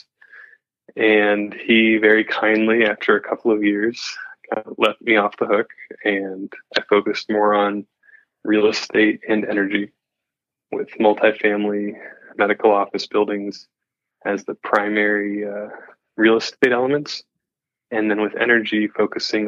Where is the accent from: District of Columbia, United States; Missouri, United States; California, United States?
Missouri, United States; Kansas City; also born or lived in East Coast / Europe; I grew up in Kansas City